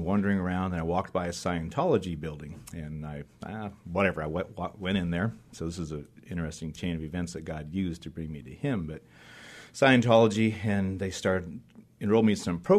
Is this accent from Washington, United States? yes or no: yes; eastern Washington, United States; I grew up in eastern Washington. So I grew up as a farm boy, lived on different farms around Tri-Cities, Moses Lake, Connell, small farm towns in eastern Washington